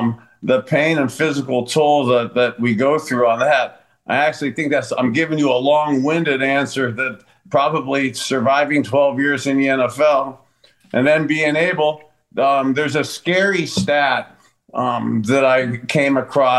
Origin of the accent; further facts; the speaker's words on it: East Palestine, Ohio, United States; we were talking about that tragic train derailment right outside my hometown in East Palestine.